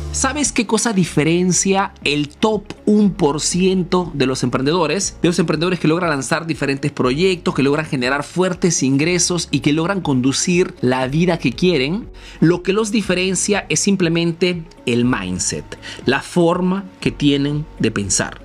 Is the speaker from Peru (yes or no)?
yes; Peru; now in Italy; soy un emprendedor peruano que vive ese negocio en Italia